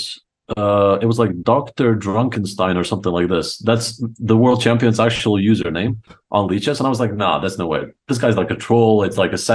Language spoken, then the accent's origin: English; Croatia; also born or lived in Rijeka; I only grew up in Croatia